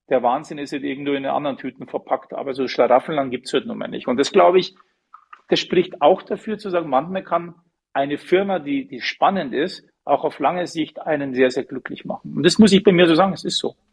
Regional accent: Munich, Bavaria, Germany; Ich bin Münchner, wenn du in deiner Stadt arbeiten kannst, zu deinem Verein gehen kannst, zum Skifahren gehen kannst

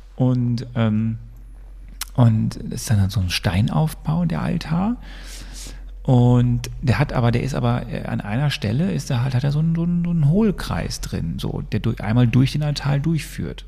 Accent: Sonsbeck, North Rhine-Westphalia, Germany; moved away; Aus meinem Heimatdorf, wo ich herkomme, Sonsbeck

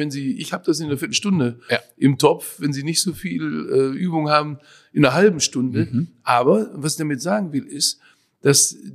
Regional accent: North Rhine-Westphalia, Germany; ich bin ja im Ruhrgebiet aufgewachsen, also die typische Ruhrgebietsküche könnte man vielleicht sagen.

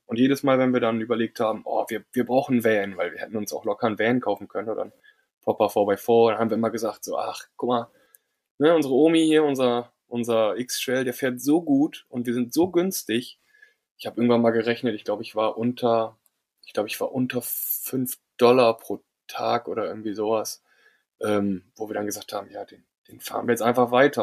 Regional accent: Germany; als Deutscher

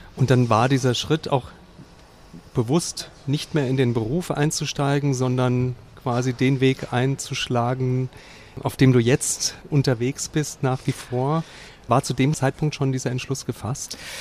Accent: Central Hesse, Germany; Wir sind beide Mittelhessen

